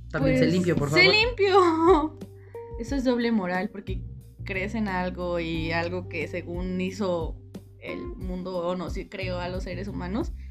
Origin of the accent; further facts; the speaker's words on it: Mexico; Somos mexicanos.